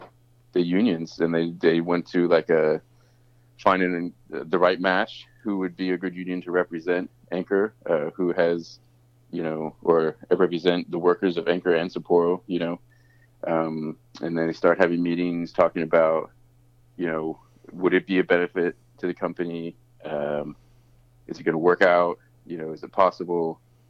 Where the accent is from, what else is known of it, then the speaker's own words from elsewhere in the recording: Australia; accent: American; now in United States; My background, I mean, I have an American accent and I sound like an American, but I grew up in Australia. I worked in Australia for a long time and there's a lot of labor protection there.